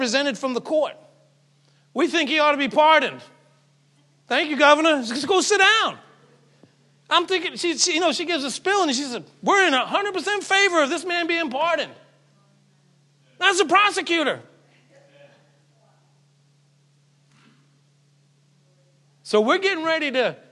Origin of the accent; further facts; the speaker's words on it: Falmouth, Massachusetts, United States; also born or lived in Mashpee, Massachusetts; I grew up in Falmouth, in Mashpee